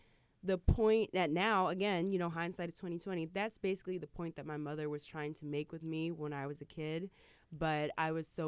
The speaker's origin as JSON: {"language": "English", "region": "Michigan", "country": "United States", "tie": "born or raised there", "said": "I grew up in Michigan, in the Midwest. My father is from New York. My father is from Harlem. My mother is from Virginia."}